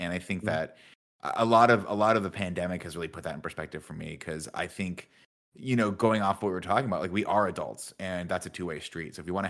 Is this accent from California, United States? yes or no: yes; Southern California, United States; moved away as an adult; I grew up in Southern California